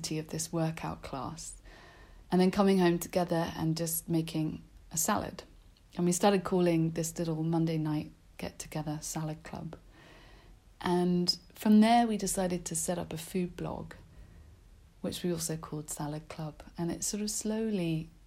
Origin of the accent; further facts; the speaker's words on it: London, United Kingdom; I grew up in South London, which isn't very exotic